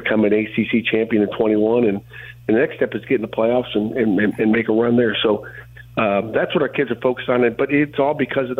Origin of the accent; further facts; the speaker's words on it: Youngstown, Ohio, United States; I grew up with that in Youngstown, Ohio